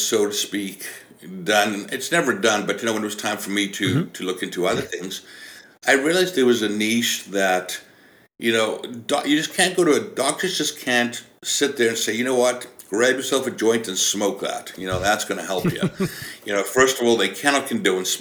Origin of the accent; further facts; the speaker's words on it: South Africa; moved away as an adult; now in British Columbia, Canada; I was born and raised in South Africa